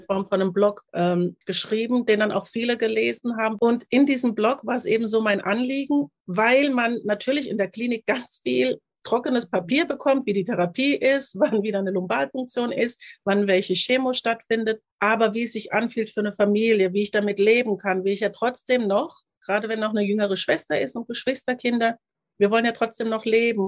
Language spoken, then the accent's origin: German; Germany; ich bin hier in Deutschland aufgewachsen